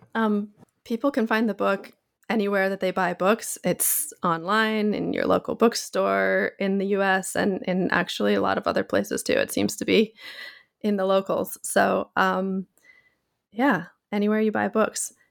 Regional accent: Pacific Northwest, United States; moved away as an adult; now in Japan; I grew up in the Pacific Northwest of the U, United States

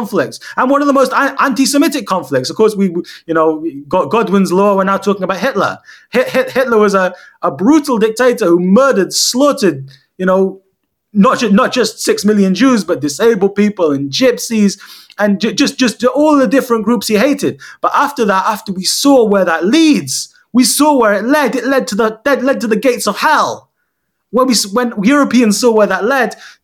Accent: United Kingdom; I went through the British school system. You know, a lot of my critics say that I'm not really Palestinian because although my father's Palestinian, I'm culturally British.

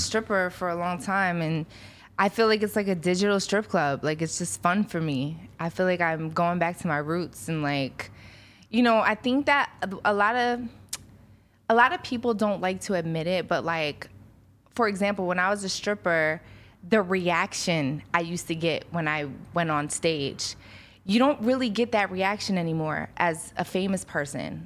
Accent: Philadelphia, Pennsylvania, United States; moved away; I grew up in South Philly

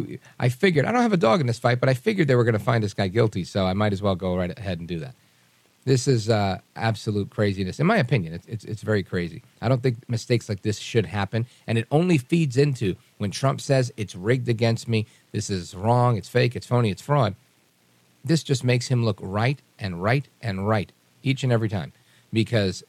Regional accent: New York City, New York, United States; I grew up in Brooklyn.

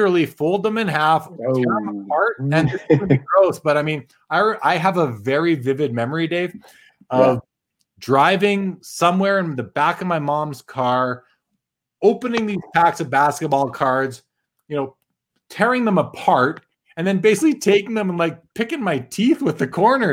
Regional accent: Winnipeg, Manitoba, Canada; also born or lived in Swan River, Manitoba; growing up in Winnipeg

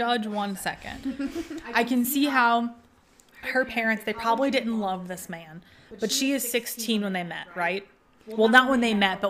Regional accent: United States; We're from America

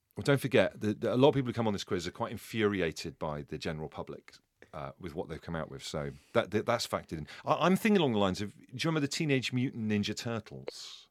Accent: Devon, South West England, United Kingdom; I'm from Devon

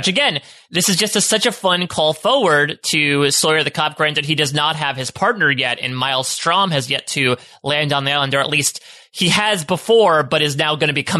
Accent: Canada; I'm Canadian, so I don't even know what a Wisconsin is.

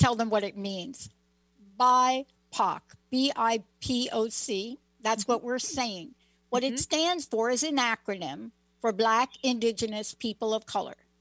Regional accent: New York, United States; I grew up in New York

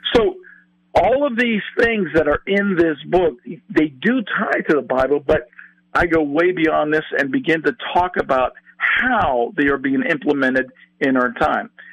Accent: California, United States; I'm from California

